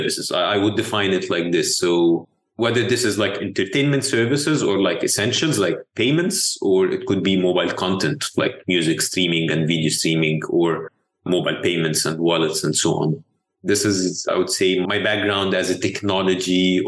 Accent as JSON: {"language": "English", "country": "Egypt", "tie": "born or raised there", "said": "I'm born and raised in Egypt."}